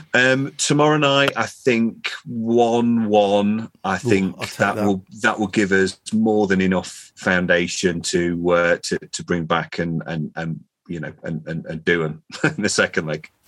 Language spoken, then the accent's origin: English; Chesterfield, East Midlands, United Kingdom; my my hometown Chesterfield